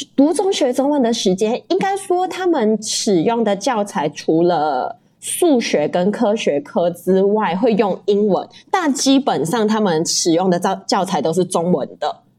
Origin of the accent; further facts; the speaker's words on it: Malaysia; moved away as an adult; now in Taiwan; 我是马来西亚人，然后在，现在在这边工作，然后我现在目前就是待在台湾已经八年了